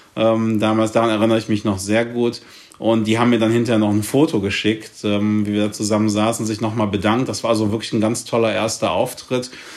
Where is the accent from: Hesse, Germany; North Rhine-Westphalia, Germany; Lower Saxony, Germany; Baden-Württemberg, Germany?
North Rhine-Westphalia, Germany; Cologne; ich komme ja aus Köln